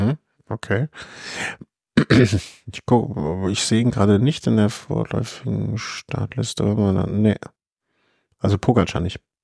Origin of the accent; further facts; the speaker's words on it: Cologne, North Rhine-Westphalia, Germany; ich komme aus Köln